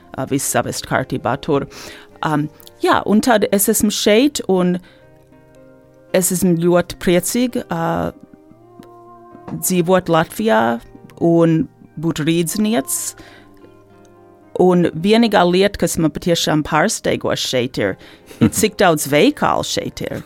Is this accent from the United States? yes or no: yes; Detroit, Michigan, United States; moved away as an adult; also born or lived in Ann Arbor, Michigan; now in Latvia; es uzaugu eh, Detroitas Latviešu sabiedrībā, Un faktiski visu mūžu līdz šim esmu, dzīv, esmu dzīvojis Mičiganā